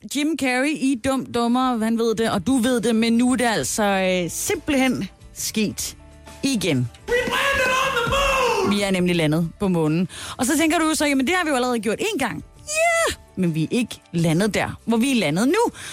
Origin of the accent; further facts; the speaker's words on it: Southern Jutland, Southern Denmark, Denmark; som sønderjyde, så ved jeg